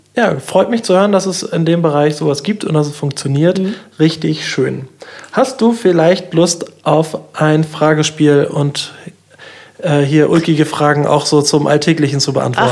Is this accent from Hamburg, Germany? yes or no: no; near Schwerin, Mecklenburg-Vorpommern, Germany; now in Kiel, Germany; in meiner Heimat in der Nähe von Schwerin